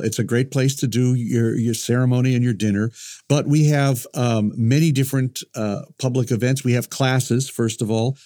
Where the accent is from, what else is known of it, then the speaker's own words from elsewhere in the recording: Chicago, Illinois, United States; moved away; I grew up in Chicago, which is a great museum town